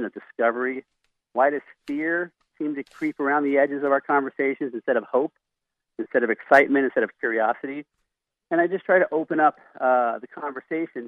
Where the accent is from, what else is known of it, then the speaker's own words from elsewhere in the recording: Philadelphia, Pennsylvania, United States; moved away as an adult; now in Montana, United States; I'm from Philadelphia. I thought until I was 18 years old and went to Bible college that there were only about 100 Christians in Philadelphia because that's how many Christians went to my church.